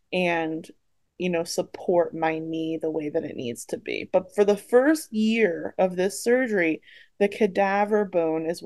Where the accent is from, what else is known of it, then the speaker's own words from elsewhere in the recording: Philadelphia, Pennsylvania, United States; I also grew up around the Philadelphia area